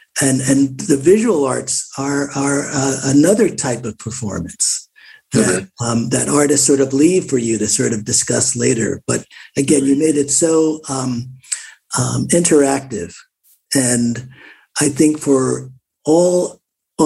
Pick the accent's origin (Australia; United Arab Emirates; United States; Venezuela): United States; Newark, New Jersey; I grew up in Newark